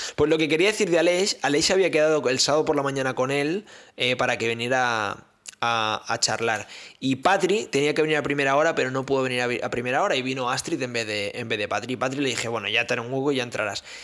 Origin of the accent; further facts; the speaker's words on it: Catalonia, Spain; yo soy catalán